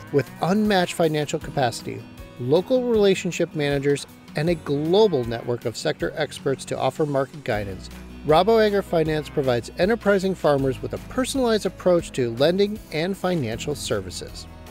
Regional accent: Bushnell, Illinois, United States; I grew up in McDonough County, Illinois, outside of a little farming town called Bushnell.

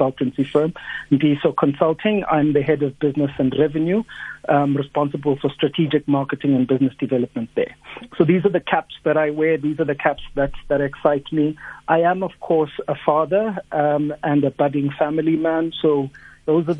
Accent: Upington, Northern Cape, South Africa; also born or lived in Gobabis, Namibia; I come from Upington in the Northern Cape. I grew up at Upington

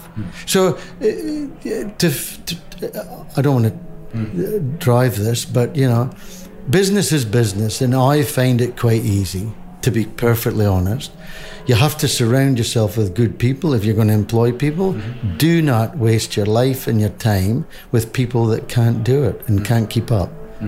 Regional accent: Whangarei, Northland, New Zealand; Because here we are from Wongere in New Zealand, going to the Big Smoke.

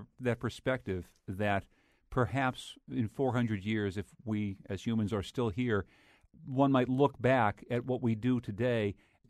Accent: Pennsylvania, United States; I think about my home state of Pennsylvania when I read this case.

